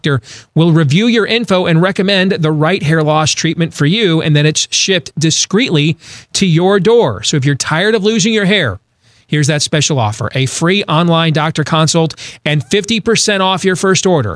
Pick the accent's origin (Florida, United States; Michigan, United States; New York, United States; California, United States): Michigan, United States; West; moved away; Where I grew up, West Michigan.